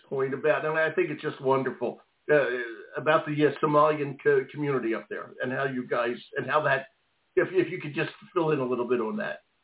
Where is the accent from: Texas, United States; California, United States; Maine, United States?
Maine, United States; Lewiston, Maine, my home state here